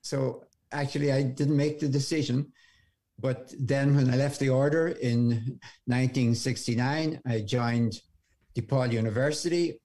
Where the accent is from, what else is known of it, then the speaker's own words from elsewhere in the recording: Ireland; moved away as an adult; now in United States; you can probably hear from my accent, I'm from Ireland. I came over here